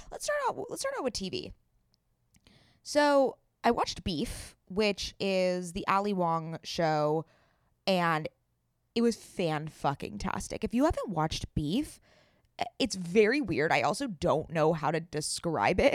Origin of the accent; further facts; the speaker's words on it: San Diego, California, United States; moved away; I'm also from San Diego